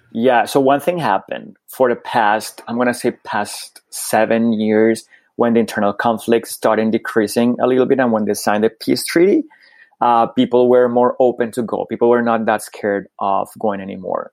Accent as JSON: {"language": "English", "region": "Bogotá", "country": "Colombia", "tie": "born or raised there", "also_born_or_lived": "United Kingdom", "moved": "yes", "lives_now": "Canada", "said": "I was born in Colombia. Yeah in Bogota, capital city."}